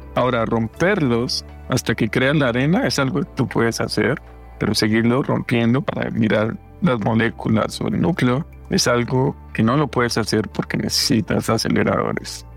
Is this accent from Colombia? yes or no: yes; Fresno, Tolima, Colombia; moved away; nosotros vivíamos en un pueblito, como, me comentabas, en Fresno, Tolima